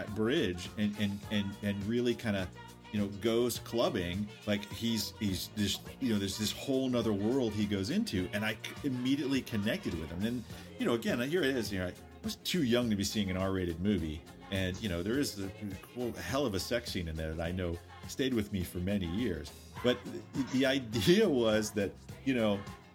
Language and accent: English; New England, United States; moved away as an adult; I grew up in New England, but I turned 18. I got the hell out of there.